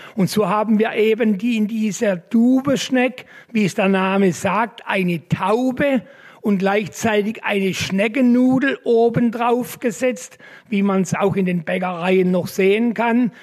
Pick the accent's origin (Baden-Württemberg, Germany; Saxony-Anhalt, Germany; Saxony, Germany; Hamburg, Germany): Baden-Württemberg, Germany; Haslach im Kinzigtal; Ich bin gebürtiger Haslacher.